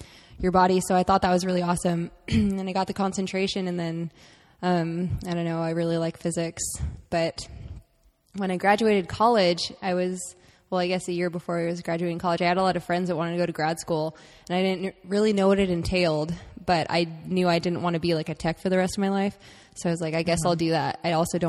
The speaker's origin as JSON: {"language": "English", "town": "San Diego", "region": "California", "country": "United States", "tie": "born or raised there", "lives_now": "Irvine, United States", "said": "I'm from San Diego"}